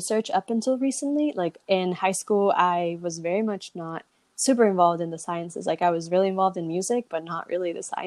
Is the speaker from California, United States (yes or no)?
yes; Southern California, United States; growing up in Southern California